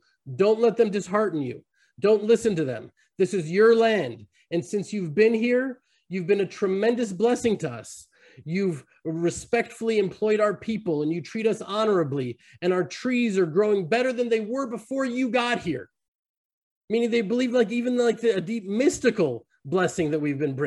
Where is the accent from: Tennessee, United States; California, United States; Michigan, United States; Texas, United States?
Texas, United States; now in Judea, Israel; I'm from America. I'm from Texas.